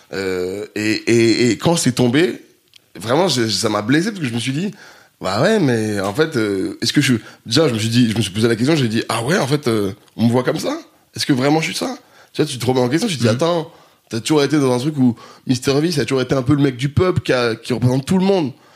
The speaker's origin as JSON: {"language": "French", "town": "Grenoble", "region": "Auvergne-Rhône-Alpes", "country": "France", "tie": "born or raised there", "moved": "yes", "lives_now": "Paris, France", "said": "j'ai grandi à Grenoble"}